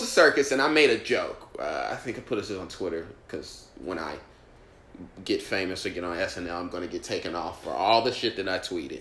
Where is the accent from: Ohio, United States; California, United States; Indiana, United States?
Indiana, United States; Indianapolis; now in New York, United States; I'm from Indianapolis